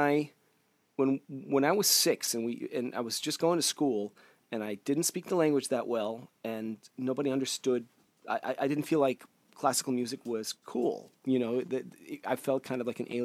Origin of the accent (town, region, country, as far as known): Cleveland, Ohio, United States; born or raised there; also born or lived in St. Petersburg, Russia